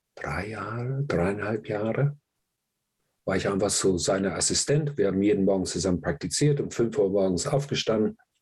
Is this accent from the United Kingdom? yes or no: yes; England, United Kingdom; moved away; ich komme aus England, ich war in England, bin ich aufgewachsen